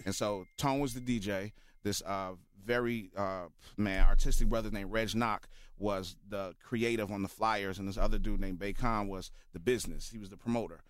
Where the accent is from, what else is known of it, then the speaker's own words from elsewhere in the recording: Chicago, Illinois, United States; Born here, born and raised